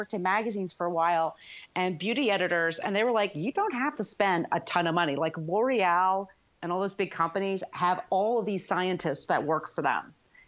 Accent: New York, United States; I'm a New Yorker

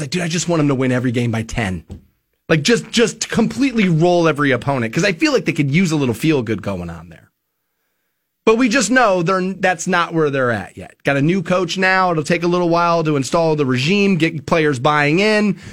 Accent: Twinsburg, Ohio, United States; also born or lived in Las Vegas; I'm from Twinsburg. For those of you, a lot of people don't even think I'm from Ohio. They think I'm from Vegas. We're not. We're from Ohio

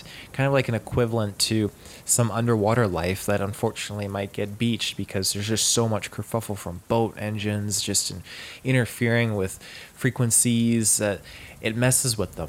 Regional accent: Houston, Texas, United States; Keep in mind, I'm originally from Houston. I'm a city boy through and through.

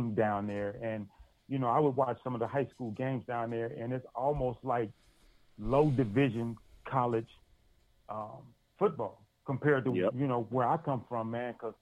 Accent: Dayton, Ohio, United States; moved away as an adult; also born or lived in Rock Hill, South Carolina; I grew up in Dayton, Ohio. And so I moved to Rock Hill

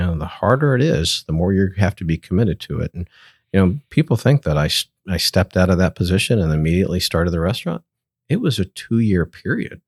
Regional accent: Jacksonville, Florida, United States; also born or lived in Tallahassee, Florida; Grew up in Jacksonville, Florida. One of my family, third generation from that area.

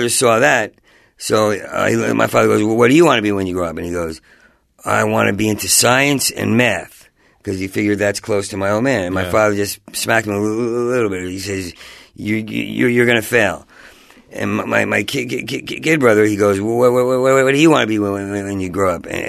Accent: Asbury Park, New Jersey, United States; moved away; I grew up in New Jersey, in Asbury Park

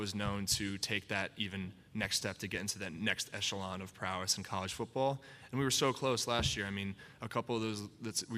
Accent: Connecticut, United States; also born or lived in North Attleboro, Massachusetts; growing up in the Northeast, growing in North Attleboro, Mass, and then until I was 8, and then Connecticut

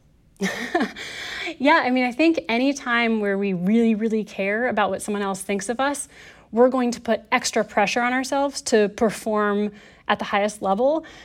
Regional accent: United States; I'm American

